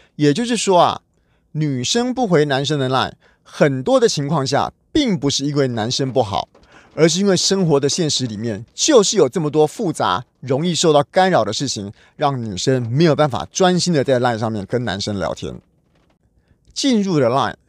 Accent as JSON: {"language": "Chinese", "country": "Taiwan", "said": "我们台湾人"}